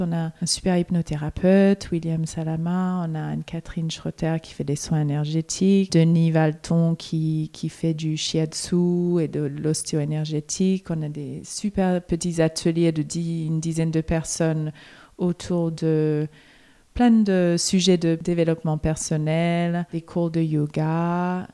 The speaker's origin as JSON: {"language": "French", "town": "Melbourne", "region": "Victoria", "country": "Australia", "moved": "as an adult", "lives_now": "Paris, France", "said": "je viens de Melbourne, donc on avait quand même les quatre saisons"}